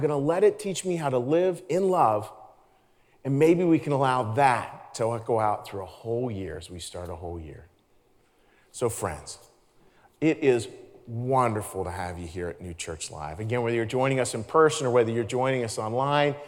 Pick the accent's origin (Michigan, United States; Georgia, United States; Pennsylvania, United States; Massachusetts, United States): Pennsylvania, United States; Pittsburgh; I grew up in Pittsburgh, Pennsylvania